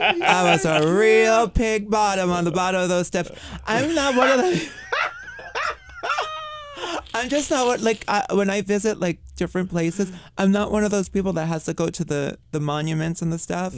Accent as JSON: {"language": "English", "town": "New York City", "region": "New York", "country": "United States", "tie": "born or raised there", "said": "I was born and raised in Bensonhurst, right next door."}